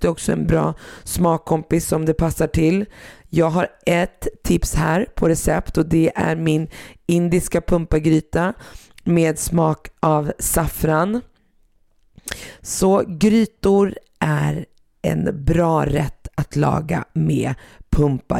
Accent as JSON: {"language": "Swedish", "country": "Sweden", "tie": "born or raised there", "said": "som jag är uppväxt i Sverige"}